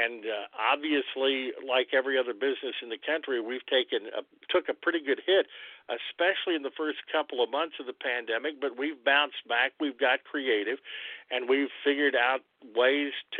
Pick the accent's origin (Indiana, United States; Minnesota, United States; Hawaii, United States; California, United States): Indiana, United States; New Albany; now in Jasper, United States; I'm originally from New Albany